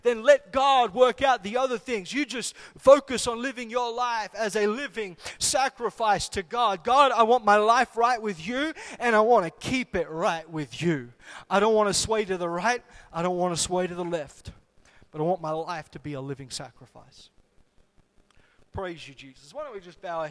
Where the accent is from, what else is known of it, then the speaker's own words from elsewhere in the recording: Solomon Islands; when I was growing up in the Solomon Islands